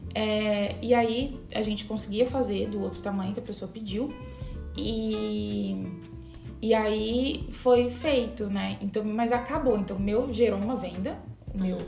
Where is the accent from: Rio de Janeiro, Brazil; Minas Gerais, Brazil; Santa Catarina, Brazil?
Minas Gerais, Brazil; eu sou mineira